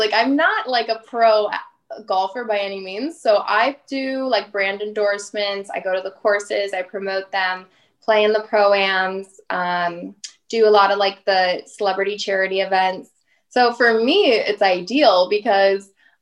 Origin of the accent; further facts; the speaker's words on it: St. Louis, Missouri, United States; moved away; I'm originally from St. Louis